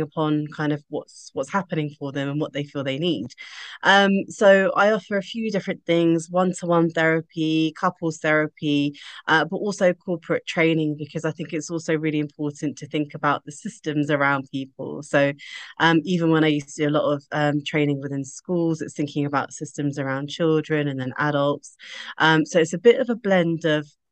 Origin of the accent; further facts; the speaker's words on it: United Kingdom; as a British Asian female